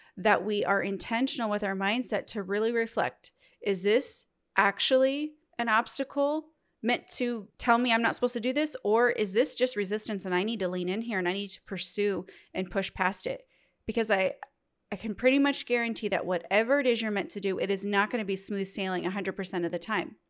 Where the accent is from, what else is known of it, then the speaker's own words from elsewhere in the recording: Midwest, United States; I'm from the Midwest